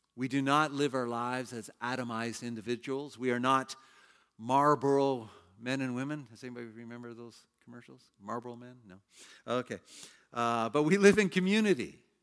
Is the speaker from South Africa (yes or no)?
no; Canada; moved away as an adult; also born or lived in China; I was a Canadian working in China for a Hong Kong company